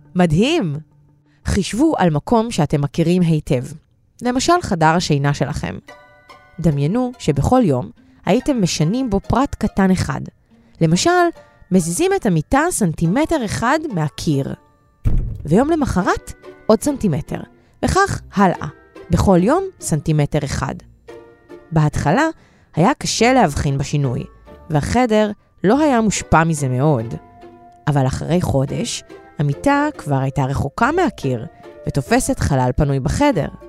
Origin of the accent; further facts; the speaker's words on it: Ashkelon, Southern District, Israel; now in Ashdod, Israel; אני נולדתי באשקלון וגרה באשדוד